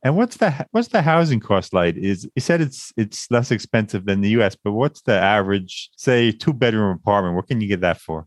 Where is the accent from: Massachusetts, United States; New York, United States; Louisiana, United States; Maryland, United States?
New York, United States; Long Island; also born or lived in Brooklyn, New York; Born and raised in Long Island, New York, a place I've always wanted to leave.